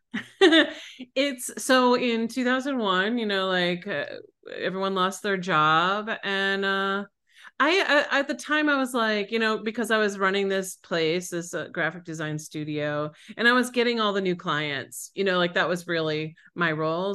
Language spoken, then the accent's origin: English; Buffalo, New York, United States; moved away; also born or lived in Colorado; I grew up in Buffalo, New York, Western New York